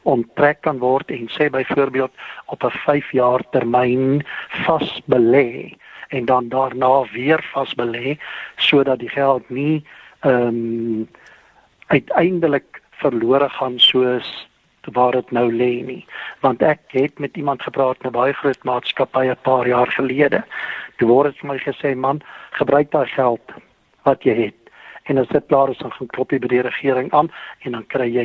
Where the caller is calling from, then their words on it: Gauteng, South Africa; En ek is hier van die Wesrand.